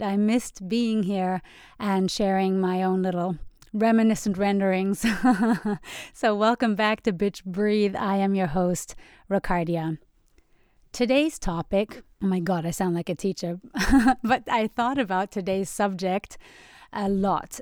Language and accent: English; Germany; moved away; I grew up in Germany where they put a lot of emphasis on cognitive abilities and intelligence